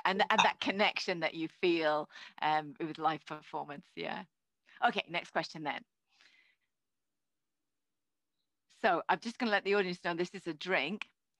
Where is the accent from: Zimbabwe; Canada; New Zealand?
New Zealand; now in United Kingdom; I grew up in New Zealand, moved to Britain.